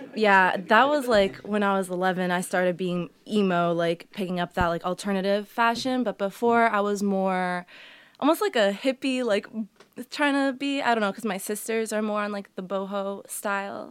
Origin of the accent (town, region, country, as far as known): Massachusetts, United States; born or raised there; first language Portuguese; English is a second language; also born or lived in Medford / Waltham / Billerica / Burlington